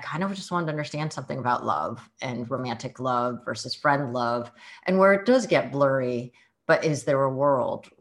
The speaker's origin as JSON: {"language": "English", "area": "Bay Area", "region": "California", "country": "United States", "tie": "born or raised there", "also_born_or_lived": "San Jose / Seattle", "first_language": "Mandarin", "second_language": "English", "moved": "as an adult", "said": "I actually grew up in the Bay Area. I was born in San Jose in Kaiser Hospital, Santa Clara."}